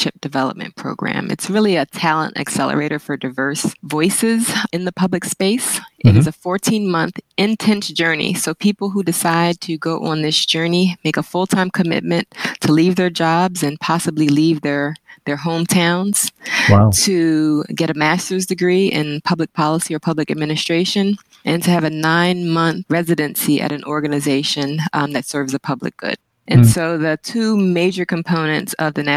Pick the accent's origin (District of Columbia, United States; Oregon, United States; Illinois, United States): District of Columbia, United States; Washington; also born or lived in St. Kitts; I'm a native Washingtonian. Been born and raised in Washington, D.C.